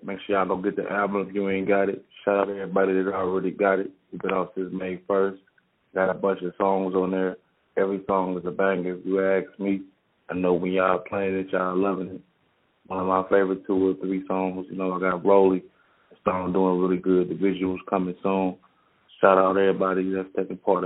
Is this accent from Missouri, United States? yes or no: yes; St. Louis, Missouri, United States; also born or lived in Chicago; I was born in Chicago, but I was raised in St. Louis, Missouri, all throughout the city